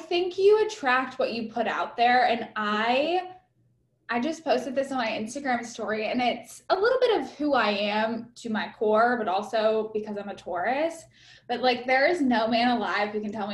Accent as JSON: {"language": "English", "town": "Huntsville", "region": "Alabama", "country": "United States", "tie": "born or raised there", "accent": "twang", "moved": "yes", "said": "I grew up in Huntsville."}